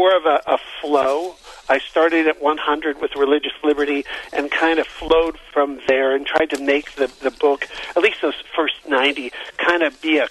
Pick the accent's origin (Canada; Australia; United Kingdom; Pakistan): Canada; moved away as an adult; also born or lived in Southern California / Stockbridge; now in United States; Well, so I was born and raised in Canada. I came to the United States in 1996